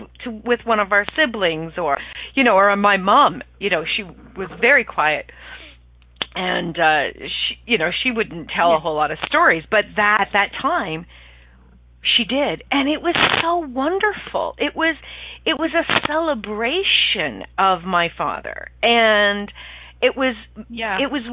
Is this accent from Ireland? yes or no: yes; Ireland; I'm Irish